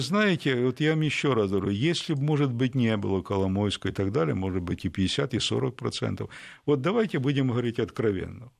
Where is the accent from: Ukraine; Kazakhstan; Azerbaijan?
Ukraine; Я украинец